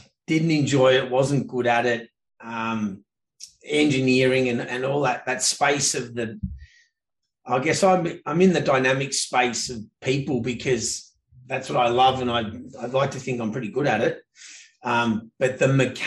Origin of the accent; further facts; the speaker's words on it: Victoria, Australia; moved away as an adult; now in Canada; Grew up in a town called Bonfaggi, tiny southeast corner of the mainland, about as south as you can get. And then south of that is Tasmania